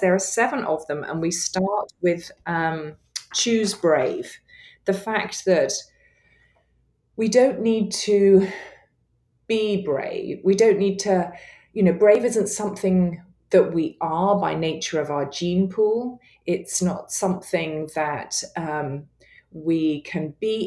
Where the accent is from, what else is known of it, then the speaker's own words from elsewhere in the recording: England, United Kingdom; accent: English; my English accent